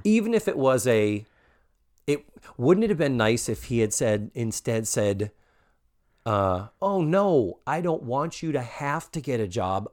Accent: Massachusetts, United States; I'm from Massachusetts

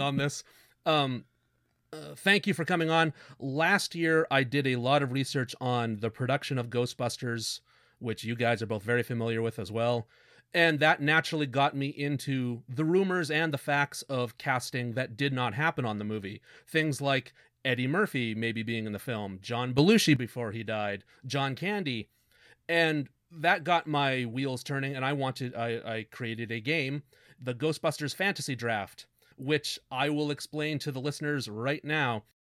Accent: Canada; We're Canadian

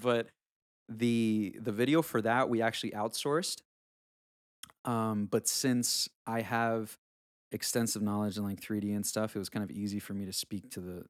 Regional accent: South Carolina, United States; especially growing up in South Carolina, which is kind of funny.

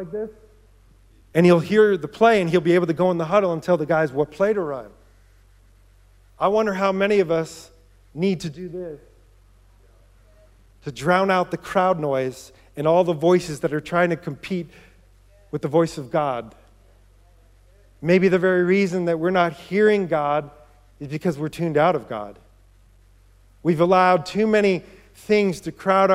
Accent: New York, United States; moved away; I grew up in New York

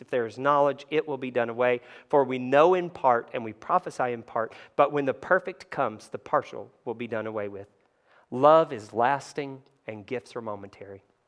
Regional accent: Kentucky, United States; I grew up in Kentucky

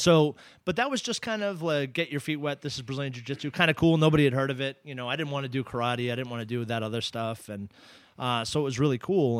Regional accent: Ipswich, Massachusetts, United States; I grew up in in Ipswich, Massachusetts

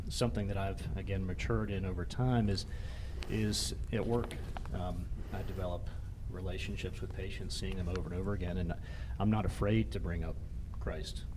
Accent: Jacksonville, Florida, United States; also born or lived in Atlanta, Georgia; now in Rapid City, United States; I grew up in Jacksonville, Florida

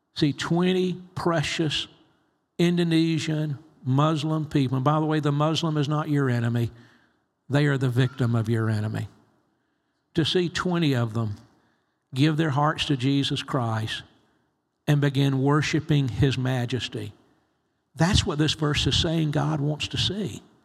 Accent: United States; I'm from the States

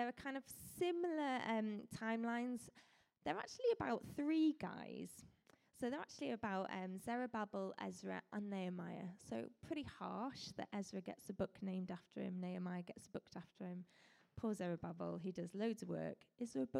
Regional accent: Colwyn Bay, Wales, United Kingdom; also born or lived in Leicester; I grew up in Colwyn Bay.

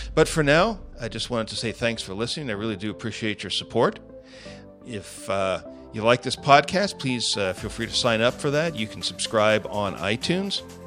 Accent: United States; As an American citizen, I'm tired of watching my country

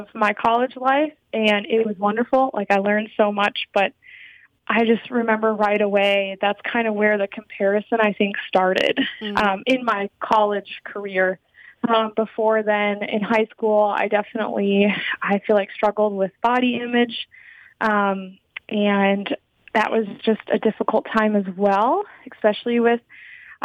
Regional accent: Michigan, United States; I'm from Michigan, and I wanted to kind of go to college away from home

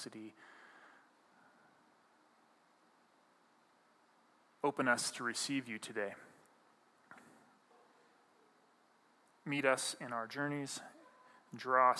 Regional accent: Montana, United States; moved away; I grew up in Montana

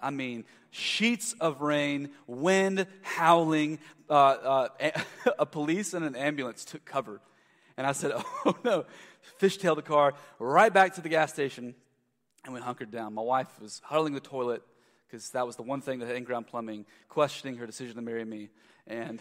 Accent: South Carolina, United States; moved away as an adult; also born or lived in Louisville, Kentucky; I'm from South Carolina

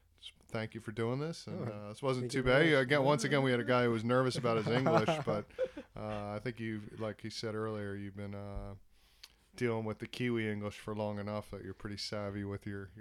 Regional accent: Philadelphia, Pennsylvania, United States; now in New Zealand; from where I'm from Philadelphia area and New Jersey and New York area, which is, worlds apart from Indonesia.

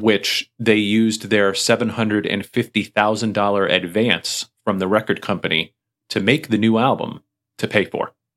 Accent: Springfield, United States; my hometown. They're coming through Springfield

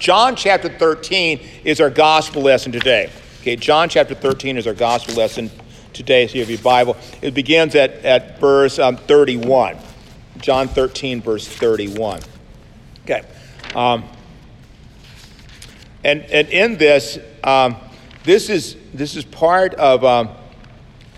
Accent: United States; I'm born American

